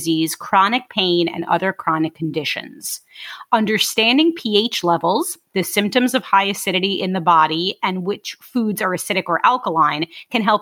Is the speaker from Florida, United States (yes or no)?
no; New York City, New York, United States; I'm from Brooklyn.